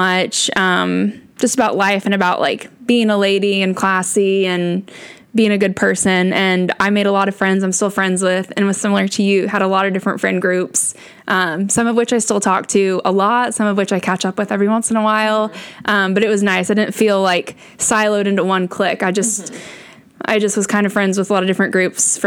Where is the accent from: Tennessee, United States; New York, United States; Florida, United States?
Tennessee, United States; Hendersonville; I grew up in Hendersonville, Tennessee, which is also a suburb of Nashville.